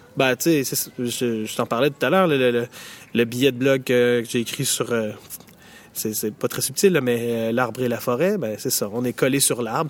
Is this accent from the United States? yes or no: no; Montreal, Quebec, Canada; chez nous, au Québec, euh, à Montréal